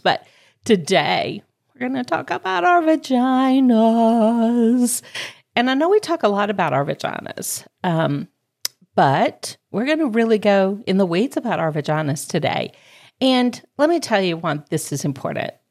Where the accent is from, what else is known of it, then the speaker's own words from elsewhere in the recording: Georgia, United States; accent: southern; now in Greenville, United States; my hometown's actually Georgia, but my s, adopted hometown of Greenville, South Carolina